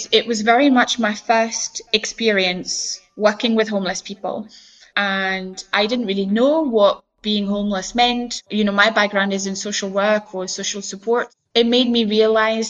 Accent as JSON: {"language": "English", "country": "France", "moved": "as an adult", "lives_now": "Scotland, United Kingdom", "said": "I come from France, I live in Scotland and I have lived here for about 11, 12 years now"}